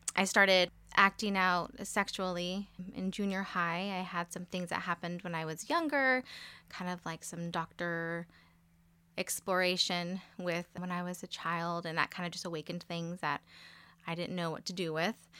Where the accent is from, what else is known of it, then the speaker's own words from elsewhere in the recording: Modesto, California, United States; I was born in Modesto, California. So, I've born and raised for the most part here